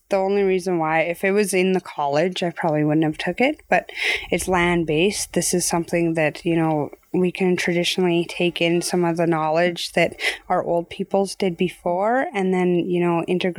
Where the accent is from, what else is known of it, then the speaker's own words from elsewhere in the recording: Carcross, Yukon, Canada; I'm from the Kokoton clan in Carcross Tage First Nation, Tlingit Territory.